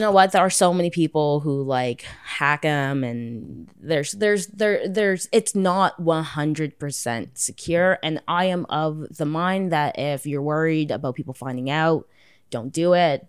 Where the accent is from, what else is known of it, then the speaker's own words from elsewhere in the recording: Toronto, Ontario, Canada; I'm, like, born and raised Toronto